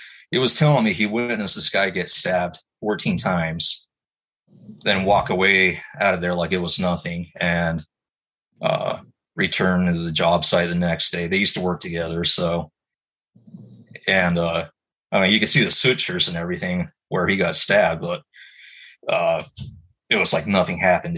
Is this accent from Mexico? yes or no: yes; Mexico; Well, yeah, man, like, I grew up in Mexico for several years, but I remember seeing stuff like that as well.